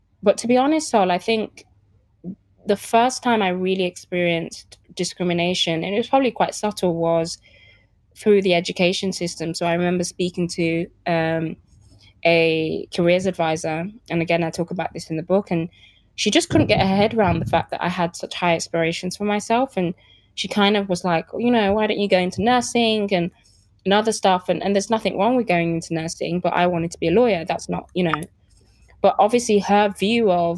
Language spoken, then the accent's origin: English; Birmingham, West Midlands, United Kingdom; also born or lived in Lagos, Nigeria; I'm from Birmingham, and I can easily talk to the kids that I grew up in the estate and talk to them as if I'm from there, because that's where I'm from